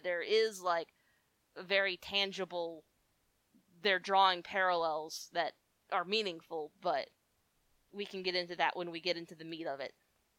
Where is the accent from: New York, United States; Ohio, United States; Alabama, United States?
Alabama, United States; Huntsville; I grew up here in Huntsville, Alabama, which is progressive compared to the rest of Alabama